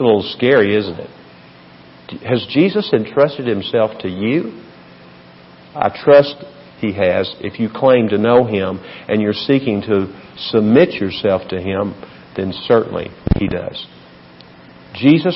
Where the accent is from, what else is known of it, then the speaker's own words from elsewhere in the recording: Tennessee Valley, United States; now in El Paso, United States; the area where I grew up in the Tennessee Valley